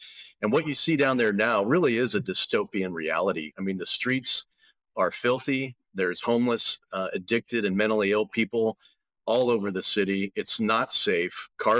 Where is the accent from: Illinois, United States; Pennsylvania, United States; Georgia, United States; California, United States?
California, United States; Bay Area, Northern; Yeah, I'm a California kid. I was born in the Bay Area. I've been up in Northern California ever since.